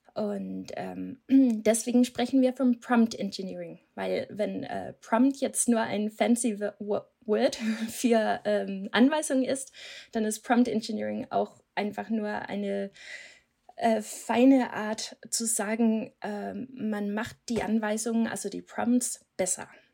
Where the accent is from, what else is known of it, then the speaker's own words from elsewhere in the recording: Denmark; German is a second language; moved away; Ich komme aus Dänemark, deswegen habe ich diesen komischen Akzent